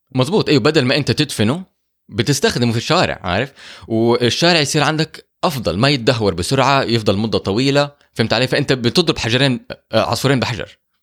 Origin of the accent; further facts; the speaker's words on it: Saudi Arabia; احنا عندنا في السعوديه